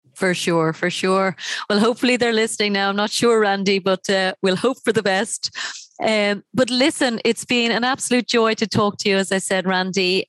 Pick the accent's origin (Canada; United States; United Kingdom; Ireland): Ireland; I come from Ireland